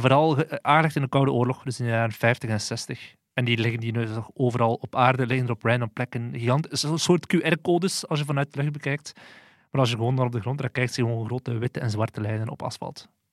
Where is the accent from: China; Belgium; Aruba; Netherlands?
Belgium; Flanders; ons als Vlamingen